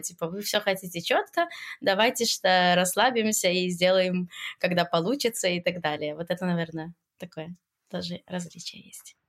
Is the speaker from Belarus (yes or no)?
yes; Belarus; moved away as an adult; now in Israel; я приехала из Беларуси в Израиль